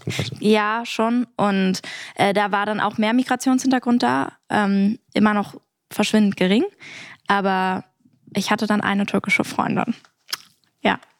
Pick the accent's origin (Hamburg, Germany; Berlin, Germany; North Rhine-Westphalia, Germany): Berlin, Germany; ich bin sehr behütet aufgewachsen. Äh, und genau, im, am Rande von Berlin, ganz weit oben außen